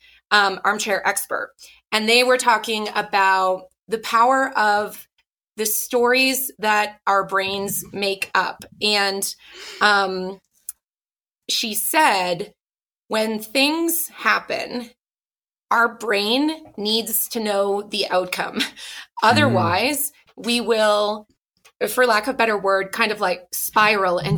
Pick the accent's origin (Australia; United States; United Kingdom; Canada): Canada; Ottawa, Ontario; I grew up in Ottawa, Canada